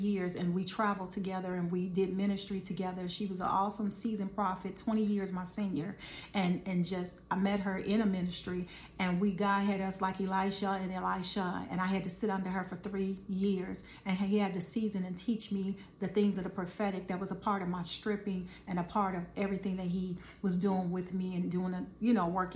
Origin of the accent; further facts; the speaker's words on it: Chicago, Illinois, United States; we're from Chicago